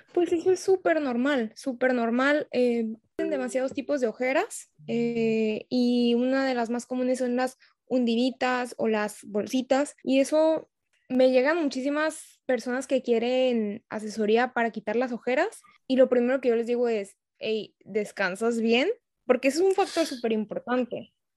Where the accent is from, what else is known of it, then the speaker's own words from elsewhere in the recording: Tijuana, Baja California, Mexico; soy de Tijuana